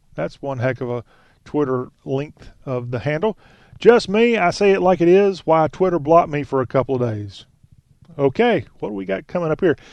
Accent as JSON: {"language": "English", "area": "the South", "region": "Southern United States", "country": "United States", "said": "as a Southerner"}